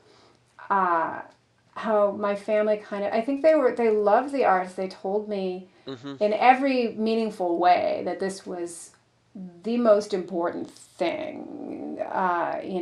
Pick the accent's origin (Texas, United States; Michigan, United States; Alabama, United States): Michigan, United States; the Detroit suburbs; I grew up in the Detroit suburbs